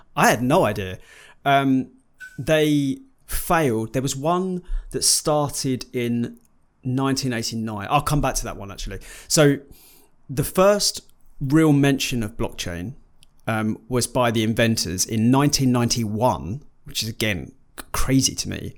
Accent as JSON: {"language": "English", "country": "United Kingdom", "said": "we are British"}